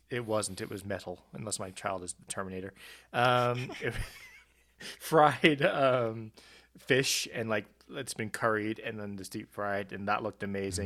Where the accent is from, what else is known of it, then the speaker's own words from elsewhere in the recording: South Africa; I grew up in South Africa